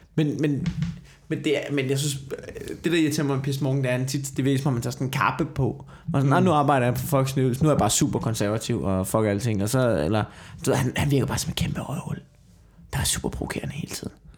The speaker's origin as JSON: {"language": "Danish", "town": "Copenhagen", "region": "Capital Region of Denmark", "country": "Denmark", "tie": "born or raised there", "said": "da jeg voksede op på Amager"}